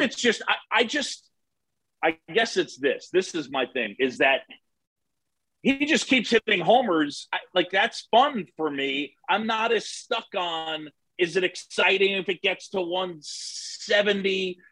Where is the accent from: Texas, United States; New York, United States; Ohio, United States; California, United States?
New York, United States; New York City; also born or lived in Philadelphia, Pennsylvania; I was born in Philadelphia. My parents met at Drexel. Dad's side got their hooks in me. Phillies fan. Moved to New York when I was seven. Resisted the power of the Yankees and the Mets. Um, I grew up on Roosevelt Island